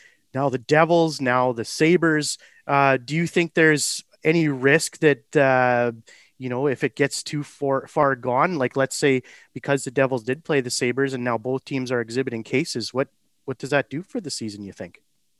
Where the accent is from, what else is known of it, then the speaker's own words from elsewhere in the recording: Canada; Lesson learned, but it's one of those things being a Canadian.